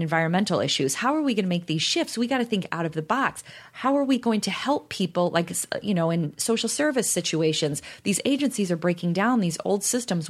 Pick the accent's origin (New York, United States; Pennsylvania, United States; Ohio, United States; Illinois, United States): Illinois, United States; Chicago; we're from Chicago